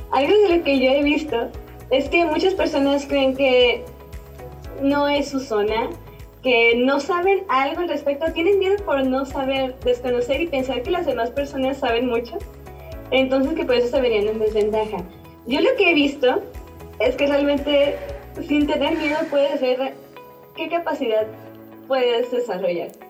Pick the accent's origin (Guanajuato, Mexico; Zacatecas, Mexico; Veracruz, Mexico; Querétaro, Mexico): Guanajuato, Mexico; León; yo soy de León, sí mucha gente de Guadalajara, pero también gente de otros clubes de todo México.